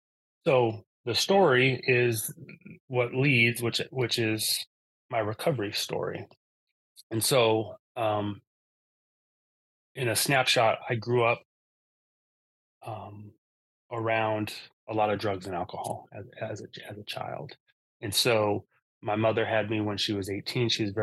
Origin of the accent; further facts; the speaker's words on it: Seattle, Washington, United States; also born or lived in Eugene, Oregon; I was born in Eugene, Oregon. We moved up to Seattle, Washington when I was about 4 years old.